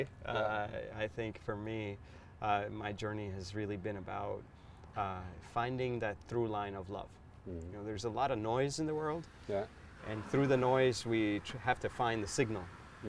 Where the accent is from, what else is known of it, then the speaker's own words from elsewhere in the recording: California, United States; I come from the Silicon Valley.